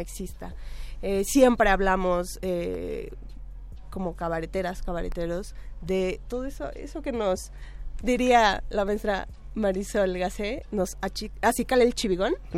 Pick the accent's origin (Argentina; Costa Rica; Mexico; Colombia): Mexico; Tlaxcala; yo soy de Tlaxcala